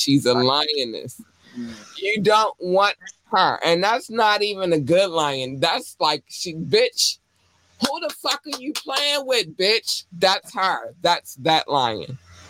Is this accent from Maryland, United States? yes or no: yes; Baltimore, Maryland, United States; This is not becoming of a lady, but I'm from Baltimore. Let's go.